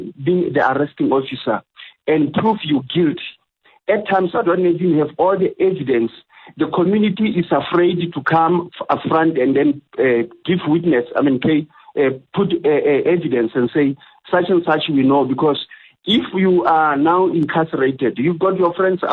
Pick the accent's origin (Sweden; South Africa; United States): South Africa; being a South African born and bred and raised here